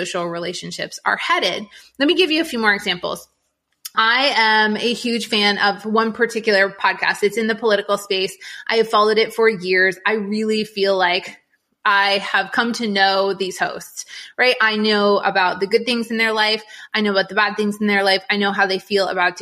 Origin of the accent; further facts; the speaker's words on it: New England, United States; moved away; I grew up in New England